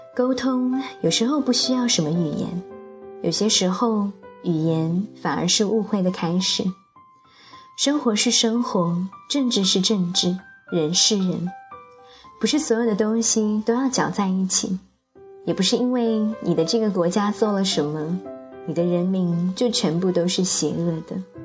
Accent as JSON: {"language": "Chinese", "country": "China", "said": "我是中国人"}